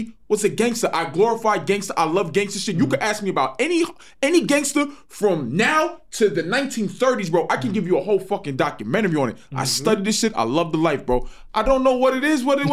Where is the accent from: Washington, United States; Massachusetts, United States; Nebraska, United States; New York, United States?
New York, United States; also born or lived in Texas; I'm from New York.